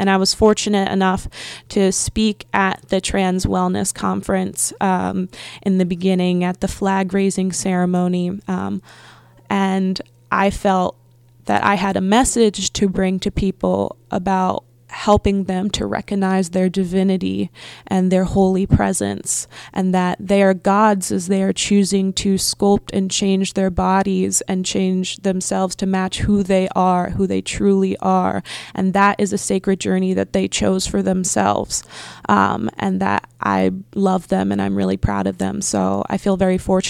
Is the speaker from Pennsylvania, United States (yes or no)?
yes; Philadelphia, Pennsylvania, United States; moved away; I'm originally from Philly, but for a while we lived in the middle of nowhere